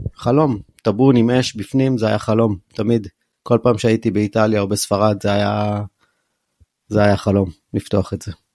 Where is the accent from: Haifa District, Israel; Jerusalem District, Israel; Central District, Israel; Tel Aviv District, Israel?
Jerusalem District, Israel; Jerusalem; moved away as an adult; also born or lived in Bar Giora; now in Ben Ami, Israel; גדלתי בקריית יובל